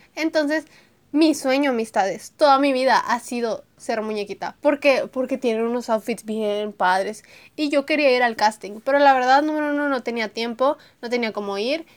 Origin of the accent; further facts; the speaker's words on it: Monterrey, Nuevo León, Mexico; yo soy de Monterrey, Nuevo León, entonces soy una niña regia